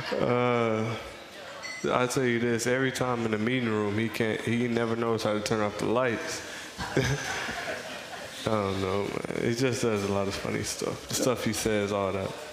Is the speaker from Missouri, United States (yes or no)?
yes; Missouri, United States; I'm from Missouri